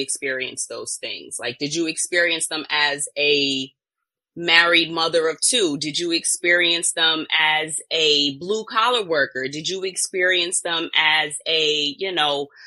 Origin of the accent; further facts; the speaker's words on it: New York, United States; I'm from New York, so Virginia, D.C., Maryland, went to Florida